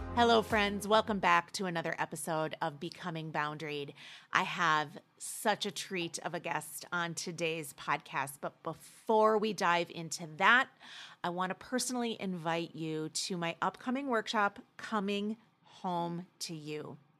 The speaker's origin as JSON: {"language": "English", "region": "Midwest", "country": "United States", "said": "Being a mes-, Midwest girl"}